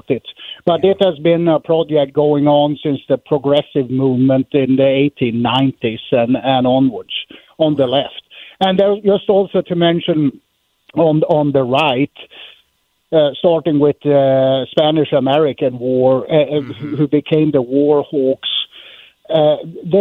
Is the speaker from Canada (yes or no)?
no; Sweden; English is a second language; moved away as an adult; now in United States; I'm from Sweden